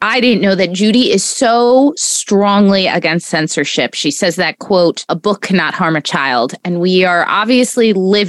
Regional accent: Miami, Florida, United States; I'm originally from Miami.

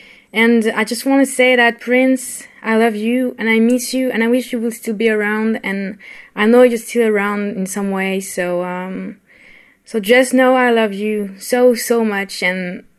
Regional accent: France; I'm 17. I'm from France.

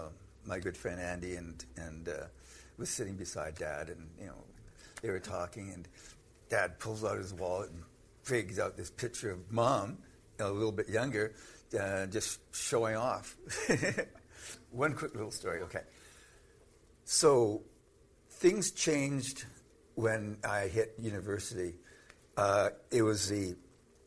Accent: Canada; I'm Canadian.

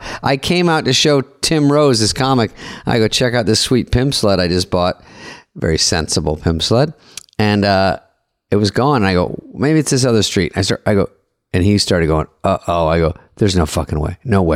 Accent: Arizona, United States; moved away as an adult; I'm from Arizona

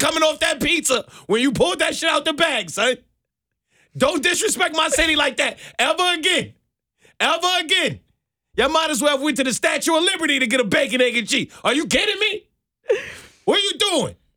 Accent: New York City, New York, United States; moved away as an adult; now in Atlanta, United States; I'm from New York

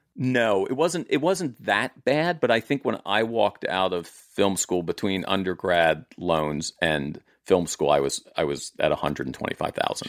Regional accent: Maryland, United States; my family showed up in, like, sixteen thirty-four in Maryland, looked around, said, "This is nice," and stayed for four hundred years

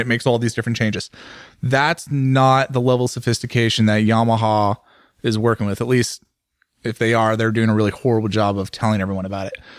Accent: San Francisco Bay Area, California, United States; I grew up in the San Francisco Bay Area

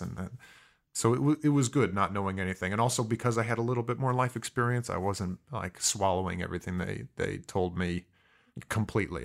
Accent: Mishawaka, Indiana, United States; also born or lived in Fontana, California / San Diego, California; was raised in a small town in Indiana called Mishawaka

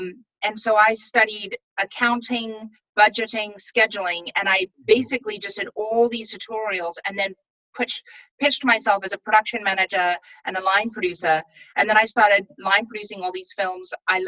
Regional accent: Pretoria, Gauteng, South Africa; born there; also born or lived in Durban / Bloemfontein / Johannesburg; So like in South Africa, you know, I was born in Pretoria, and then we moved to Durban, which is on the coast of South Africa

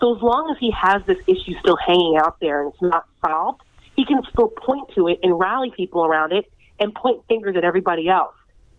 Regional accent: New Jersey, United States; I'm from New Jersey, so I remember Donald Trump in his.

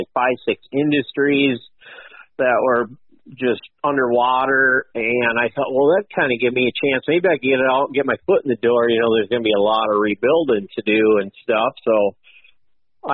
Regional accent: Port Huron, Michigan, United States; moved away as an adult; now in Iowa, United States; I'm originally from Port Huron, Michigan, over on the east side, born and raised there. Lived there 42 years

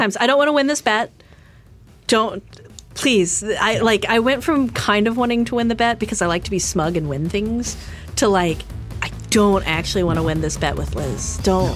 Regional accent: Fort Worth, Texas, United States; it was companies in my hometown

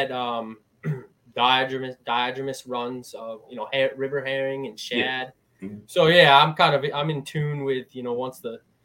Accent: Eastern Connecticut, United States; also born or lived in Rhode Island; I'm from Eastern Connecticut.

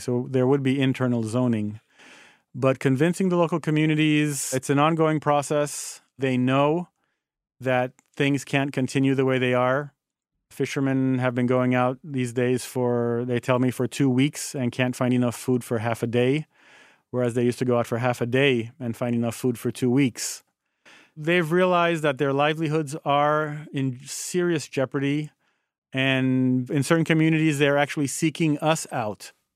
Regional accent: Haiti; moved away as an adult; also born or lived in United States; born and growing up in Haiti

